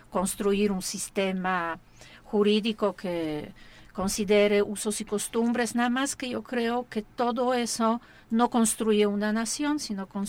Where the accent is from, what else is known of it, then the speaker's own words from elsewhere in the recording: Mexico; yo creo que sí hay un momento muy bueno para replantear eh, quiénes somos como mexicanos